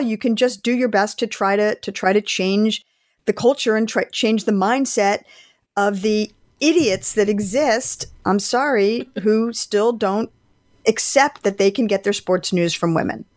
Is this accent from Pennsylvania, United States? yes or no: yes; Philadelphia, Pennsylvania, United States; I grew up in Philadelphia, so we had season tickets to the Philadelphia Eagles